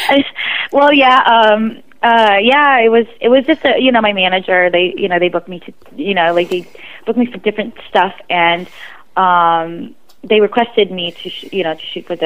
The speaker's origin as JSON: {"language": "English", "country": "Philippines", "said": "I'm Filipino, I'm proud."}